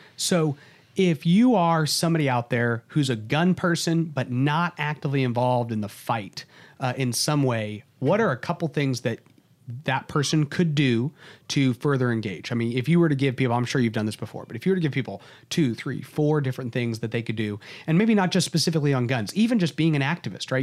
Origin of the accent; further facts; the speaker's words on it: Texas, United States; as a Texan